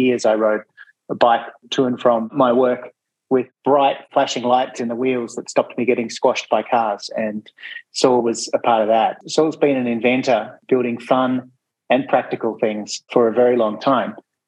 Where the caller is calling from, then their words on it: Victoria, Australia; I too would like to acknowledge that I'm calling in from the Wurundjeri lands of the Kulin Nation, and I pay my respects to elders past and present.